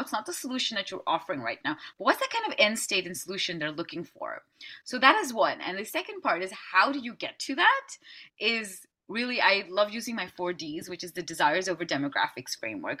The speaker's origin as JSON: {"language": "English", "town": "Amsterdam", "region": "North Holland", "country": "Netherlands", "said": "I'm from Amsterdam in the Netherlands"}